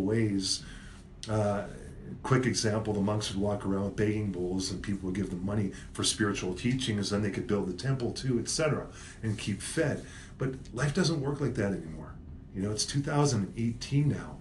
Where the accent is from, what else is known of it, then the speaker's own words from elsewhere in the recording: Vancouver, British Columbia, Canada; moved away as an adult; now in Calgary, Canada; I'm from Vancouver